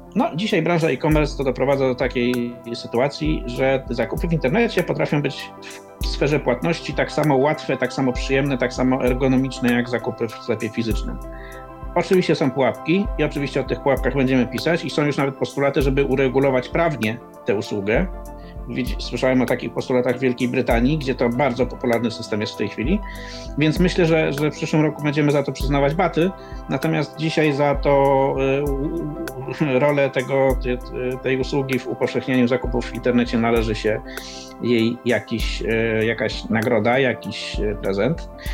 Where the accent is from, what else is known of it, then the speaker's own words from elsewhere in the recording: Poznań, Greater Poland, Poland; Tu jestem z Poznania